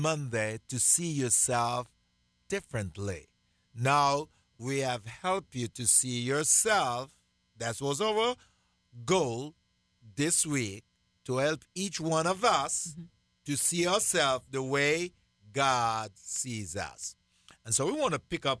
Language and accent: English; Jamaica; growing up in Jamaica, when I was a kid, I got to go cut firewood because we had to cook outside